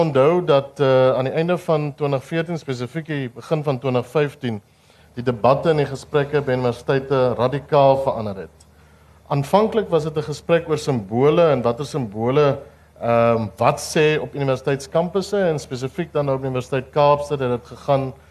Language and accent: Afrikaans; Upington, Northern Cape, South Africa; Ek kom uit Appington uit